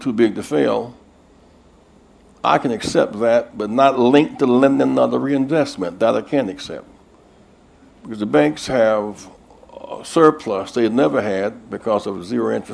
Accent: South Carolina, United States; I'm from South Carolina, a state with 4 million people

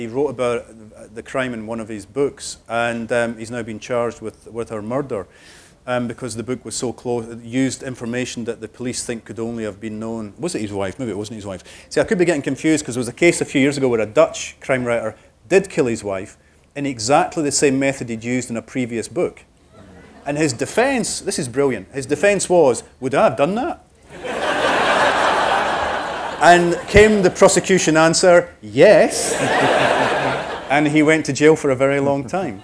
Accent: Cardenden, Scotland, United Kingdom; moved away; I went back to Cardenden for the making of that TV show about Rebus's Scotland and where I got the ideas from, and I went back to my hometown

